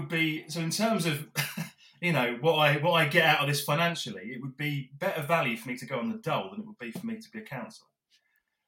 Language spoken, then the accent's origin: English; Drift Bridge, near Epsom, South East England, United Kingdom; I grew up in Driftbridge, so just basically on the boundary of Epsom and Yeovil and Reigate and Banstead